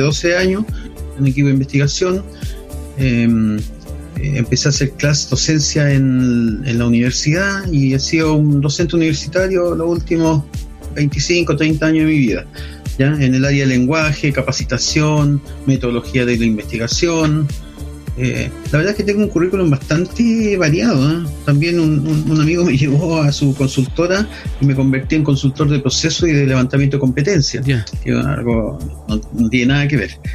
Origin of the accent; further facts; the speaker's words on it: Viña del Mar, Valparaíso, Chile; also born or lived in Villa Alemana; nací en Valparaíso, pero me crié en Viña del Mar